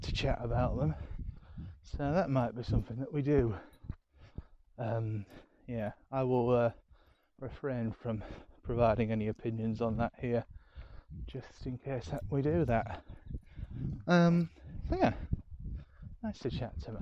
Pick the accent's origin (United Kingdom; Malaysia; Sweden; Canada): United Kingdom; Yorkshire and the Humber; accent: Yorkshire; moved away; my Yorkshire accent's been a bit thicker here